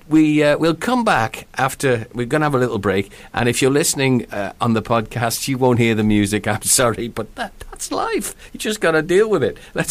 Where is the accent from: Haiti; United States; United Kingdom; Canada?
United Kingdom; England; now in Wales; I ended up living in another country with my mum. It's only Wales. But, you know, we moved from England to Wales.